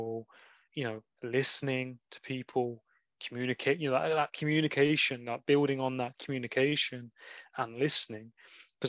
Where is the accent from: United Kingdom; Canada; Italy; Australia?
United Kingdom; England; we're experiencing in England, like being British.